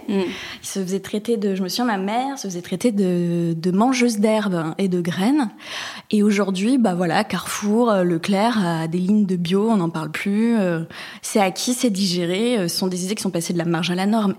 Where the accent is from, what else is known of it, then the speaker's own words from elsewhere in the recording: Bayonne, Nouvelle-Aquitaine, France; now in Marseille, France; je suis originaire et native de la côte atlantique. Je suis née euh, à Bayonne, plus précisément.